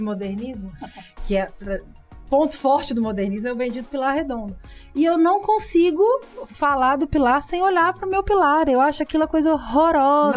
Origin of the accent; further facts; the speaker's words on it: São Paulo, Brazil; moved away as an adult; now in Governador Valadares, Brazil; eu sou de cidade grande, né? Eu sou de São Paulo.